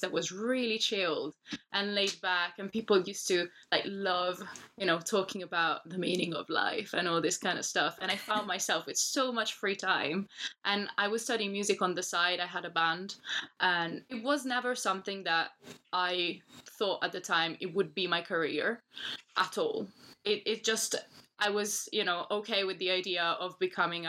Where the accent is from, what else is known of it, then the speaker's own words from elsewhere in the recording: Milan, Lombardy, Italy; English is a second language; now in London, United Kingdom; I'm originally from Milan, which is a town in the north of Italy